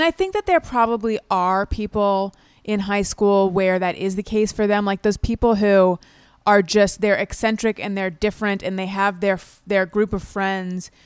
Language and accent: English; California, United States; moved away as an adult; also born or lived in New York; I'm from California originally. I'd been in New York for, like, eight or nine years at that point